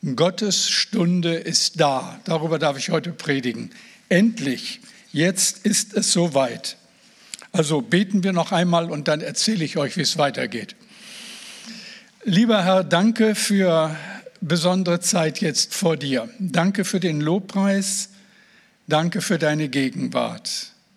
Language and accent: German; Moers, North Rhine-Westphalia, Germany; now in Oldenburg, Germany; ich bin ja kein Nordlicht. Ich bin äh, im Ruhrgebiet, am Rande des Ruhrgebiets geboren, in Mörs am Niederrhein